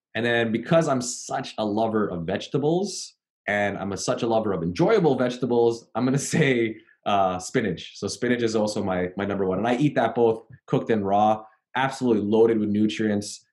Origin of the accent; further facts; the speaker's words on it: Canada; I'm from Canada